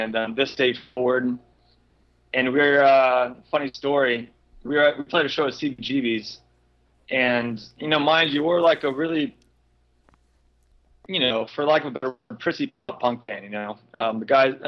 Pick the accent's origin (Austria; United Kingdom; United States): United States; near Orlando, Central Florida; born or raised there